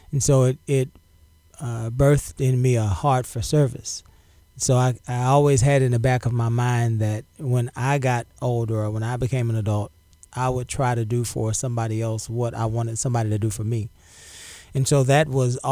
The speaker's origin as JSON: {"language": "English", "town": "Galveston", "region": "Texas", "country": "United States", "tie": "born or raised there", "also_born_or_lived": "La Marque, Texas", "said": "I was born on Galveston Island. I grew up in public housing"}